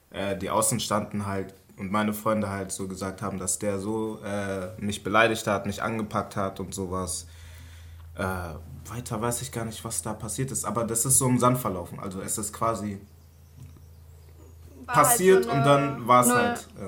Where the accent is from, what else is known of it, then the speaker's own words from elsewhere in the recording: Lower Saxony, Germany; Ja, ich bin halt aus Mitten Niedersachsen wo Wald hinterm Wald ist und vor dem Wald ist und dazwischen halt so ein kleines Pissdorf.